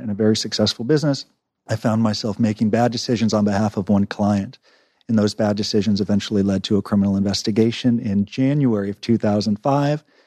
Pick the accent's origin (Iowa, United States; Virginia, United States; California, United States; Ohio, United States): California, United States; Los Angeles; I grew up in Los Angeles, Encino, which is a Jewish enclave about twenty minutes outside Los Angeles